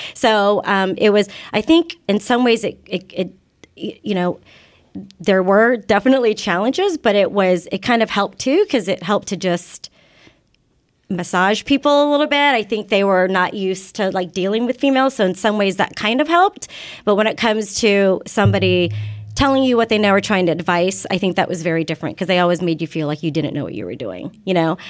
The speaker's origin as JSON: {"language": "English", "region": "Kansas", "country": "United States", "tie": "born or raised there", "moved": "yes", "said": "I grew up in Kansas, and we were practically the only Asian family, you know, at my school"}